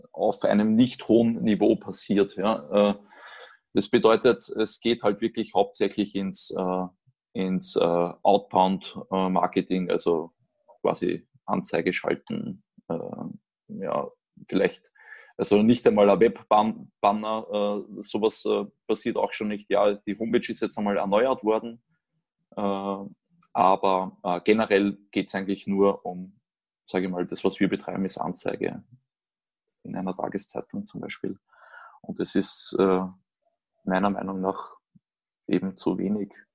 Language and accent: German; Austria; moved away as an adult; now in Germany; ich komme im Prinzip selbst als, als Österreicher nach Deutschland